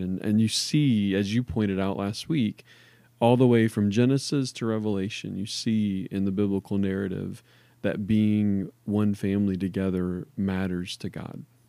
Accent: New Orleans, Louisiana, United States; moved away; I grew up in New Orleans

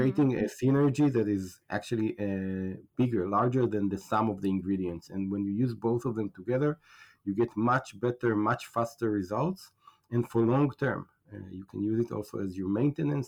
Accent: Israel; also born or lived in United States; I'm from Israel

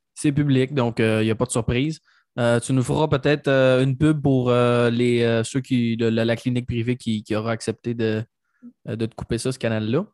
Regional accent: Mauricie, Quebec, Canada; ma région natale de la Mauricie

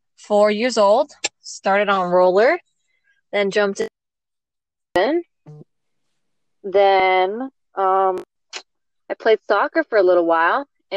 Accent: El Paso, Texas, United States; I am from El Paso, Texas

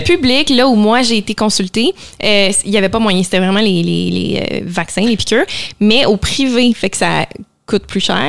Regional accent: Laval, Quebec, Canada; also born or lived in Montreal; on a grandi à Laval

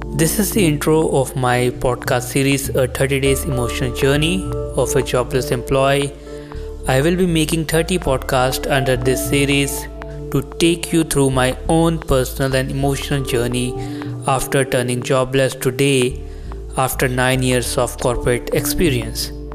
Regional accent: India; I am from India

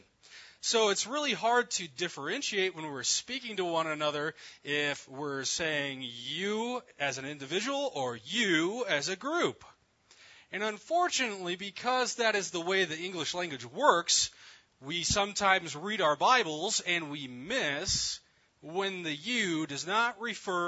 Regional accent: New Mexico, United States; moved away; also born or lived in Texas / Chicago; Growing up in New Mexico, there's always a lot of Texas jokes

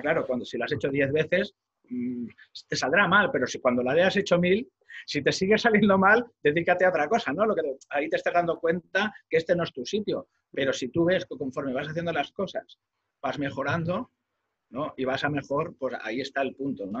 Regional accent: Molins de Rei, Catalonia, Spain; mi pueblo, ¿no? De, de Molins de Rey

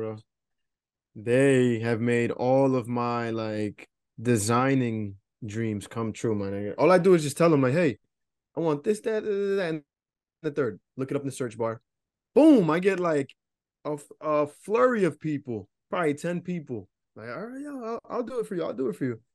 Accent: New Jersey, United States; I'm from New Jersey, for all my listeners and shit, but, um, I don't live too far from Newark

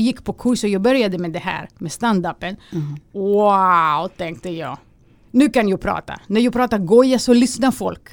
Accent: Greece; Swedish is a second language; moved away as an adult; now in Sweden; man lever i en, eh, i en grekisk familj

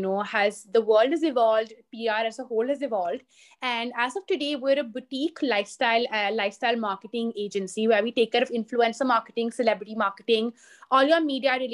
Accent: Delhi, India; also born or lived in Singapore / London; born and brought up in Delhi

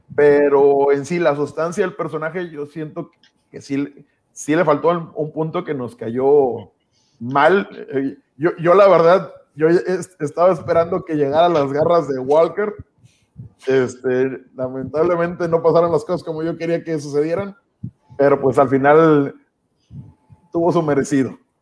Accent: Mexico; los mexicanos no somos aztecas tampoco

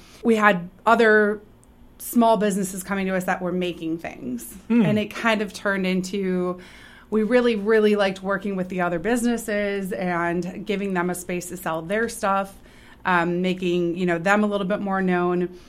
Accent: Sun Prairie, Wisconsin, United States; now in Columbus, Wisconsin, United States; So I grew up in Token Creek. I grew up in Raintree Subdivision. So I've lived here since I was five

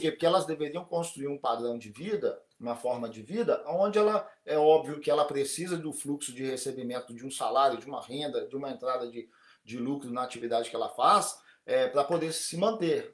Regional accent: Brazil; now in Japan; como brasileiro no Japão, como dentro da comunidade brasileira no Japão

